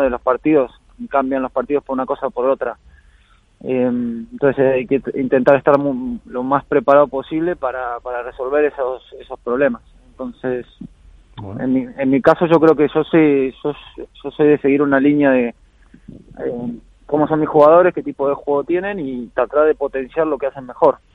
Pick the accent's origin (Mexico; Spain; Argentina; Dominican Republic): Argentina; moved away; me fui a Argentina, estuve ahí más de dos semanas, ahí de vuelta en la, tierra y las raíces